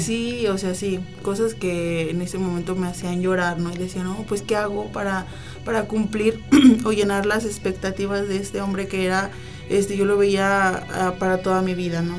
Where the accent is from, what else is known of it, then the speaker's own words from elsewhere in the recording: León, Guanajuato, Mexico; moved away; also born or lived in Manzanillo; soy nacida aquí, en León, pero viví muchos años en Manzanillo